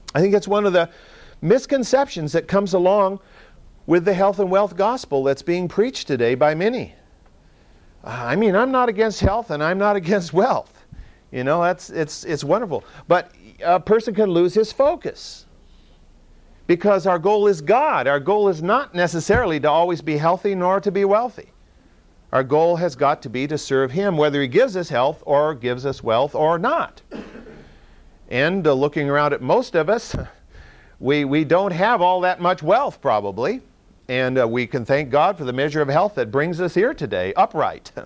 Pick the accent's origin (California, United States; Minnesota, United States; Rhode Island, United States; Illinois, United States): California, United States; Central Valley; I grew up in the Central Valley